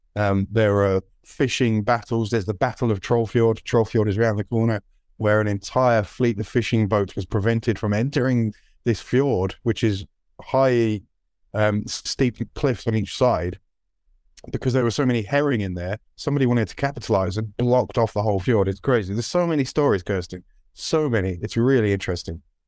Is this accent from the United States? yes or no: no; United Kingdom; British passport holders